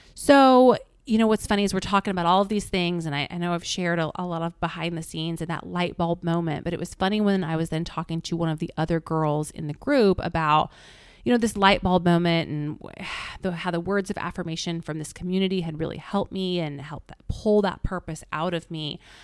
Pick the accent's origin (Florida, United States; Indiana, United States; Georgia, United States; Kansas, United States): Indiana, United States; Indianapolis; moved away; Indianapolis, which is my hometown